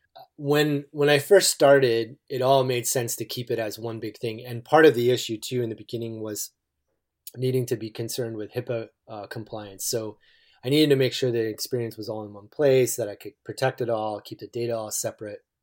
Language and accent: English; East Coast, United States; now in Eugene, United States; I grew up on the East Coast